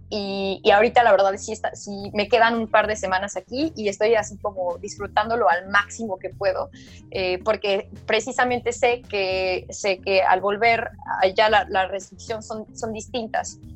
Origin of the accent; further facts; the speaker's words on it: Mexico; que soy mexicana